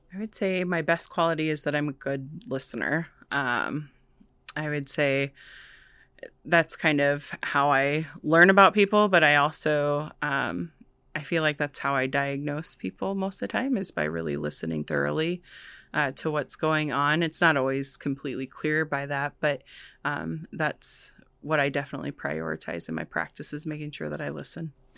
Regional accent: Vinton, Iowa, United States; also born or lived in Chicago; I'm from Vinton originally. I was born and raised out there.

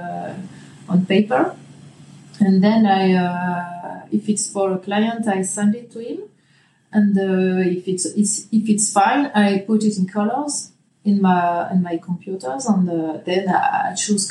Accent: Brest, Brittany, France; English is a second language; also born or lived in Nantes; I'm from Brest. It's in the west coast of France.

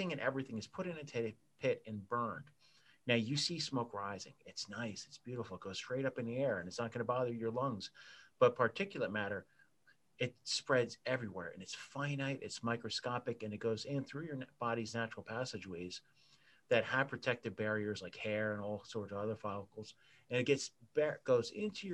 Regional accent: New Jersey, United States; I grew up in New Jersey

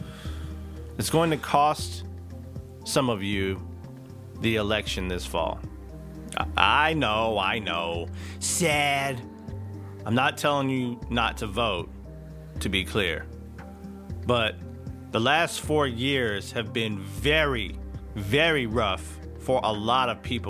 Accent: East Texas, United States; I grew up in Bible Belt East Texas

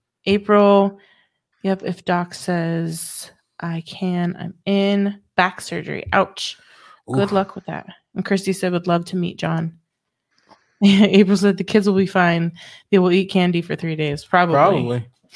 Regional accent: Aurora, Colorado, United States; I'm from Aurora outside of Denver.

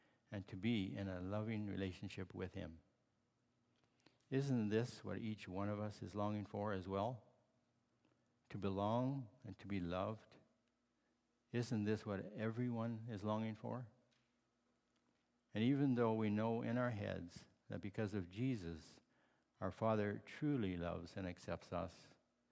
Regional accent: Holland Marsh, Ontario, Canada; also born or lived in Barrie, Ontario; I grew up in Holland Marsh, Ontario, and later we moved to Barrie because my father had purchased a farm there.

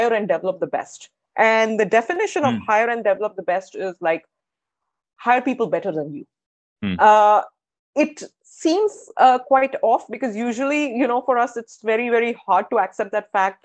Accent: India; moved away; I come from India. My education has been in India.

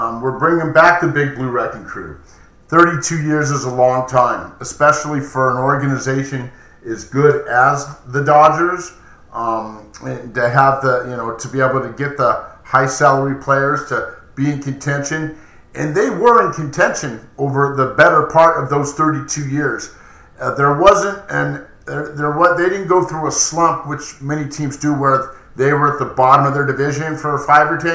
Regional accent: Los Angeles, California, United States; Yes, I was born in Los Angeles. Yes, I was there as a child growing up.

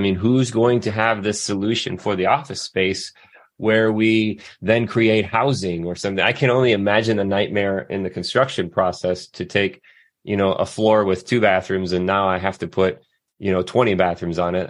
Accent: Southwest Michigan, United States; I grew up in Southwest Michigan

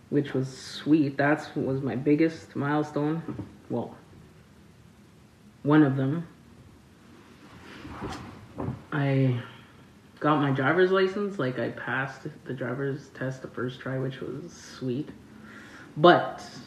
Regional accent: Rolling River First Nation, Manitoba, Canada; I'm from Rolling River First Nation

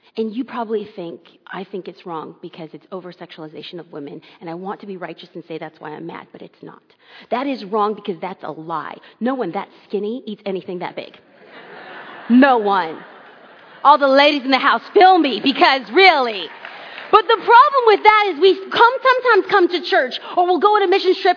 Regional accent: Los Angeles, California, United States; I am born and raised in Southern California and grew up in Los Angeles

